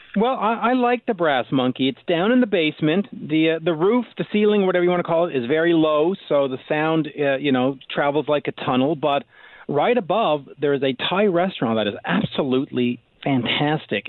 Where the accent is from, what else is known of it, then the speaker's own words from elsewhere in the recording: Canada; as a Canadian myself